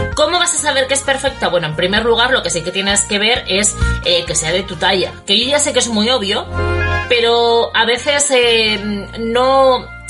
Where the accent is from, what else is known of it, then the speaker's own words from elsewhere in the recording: Bilbao, Basque Country, Spain; now in Port Charlotte, United States; yo soy de Bilbao